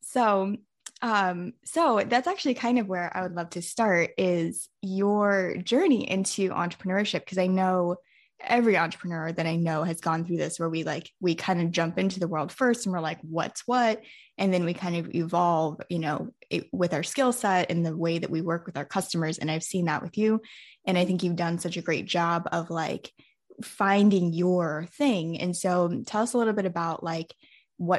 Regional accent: Central Florida, United States; we're both from Florida, Central Florida specifically

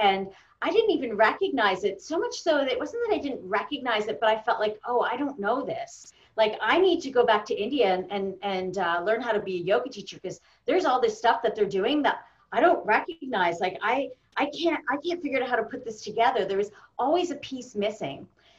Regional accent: Canada; you get to the country, you're like, oh, I'm so Canadian, and you become the Canadian.

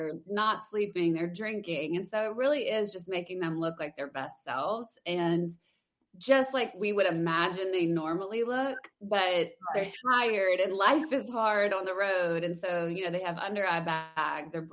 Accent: Louisiana, United States; moved away as an adult; now in Nashville, United States; I'm from Louisiana, so I went to LSU

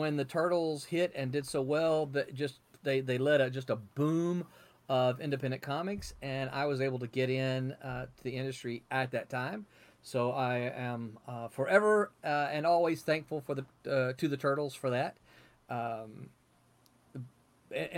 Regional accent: Mississippi, United States; accent: Southern; moved away as an adult; also born or lived in Memphis, Tennessee / California; I'm from the South. I grew up in Mississippi, born in Memphis, grew up in Mississippi

